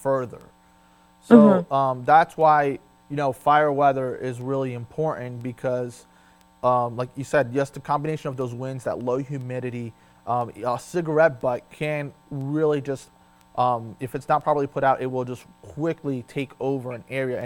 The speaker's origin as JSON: {"language": "English", "region": "Florida", "country": "United States", "moved": "yes", "lives_now": "Delmarva, United States", "said": "we're both from Florida"}